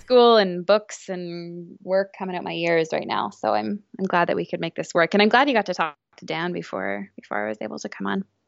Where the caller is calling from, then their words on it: Vancouver, British Columbia, Canada; I'm calling from Vancouver. So, I live